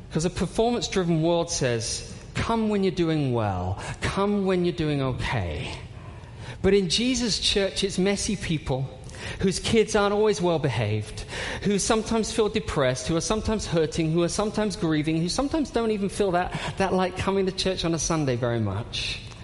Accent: United Kingdom; I'm British

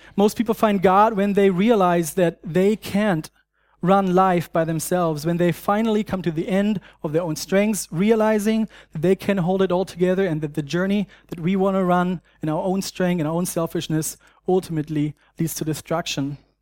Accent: Germany; accent: German; English is a second language; moved away; I grew up in Germany

